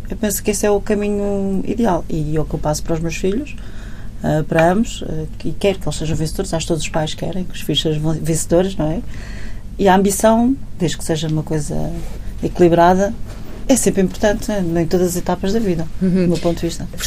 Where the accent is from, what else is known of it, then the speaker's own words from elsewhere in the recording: Portugal; Como portuguesa, não é? A pessoa tem sempre aquele sangue quente e.